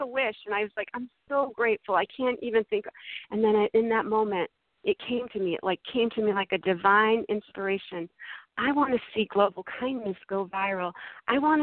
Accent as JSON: {"language": "English", "region": "Massachusetts", "country": "United States", "tie": "born or raised there", "moved": "yes", "lives_now": "California, United States", "said": "I grew up in Massachusetts. I live in California now."}